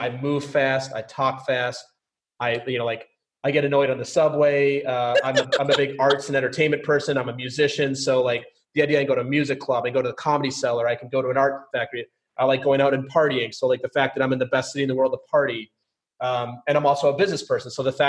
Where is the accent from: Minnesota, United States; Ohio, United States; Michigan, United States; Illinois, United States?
Minnesota, United States; St. Paul; I grew up in the suburbs of St. Paul.